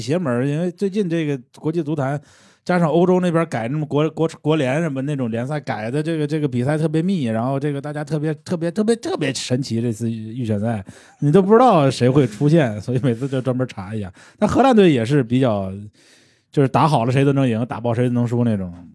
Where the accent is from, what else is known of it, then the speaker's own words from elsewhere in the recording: Tianjin, China; also born or lived in Shandong; 因为我老家在山东， 我生在天津，但是我老家在山东， 我从小就是一个山东家庭